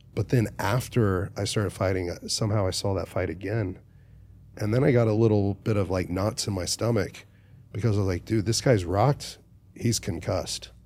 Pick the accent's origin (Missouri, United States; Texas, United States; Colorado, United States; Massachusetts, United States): Texas, United States; Dallas; I'm from Dallas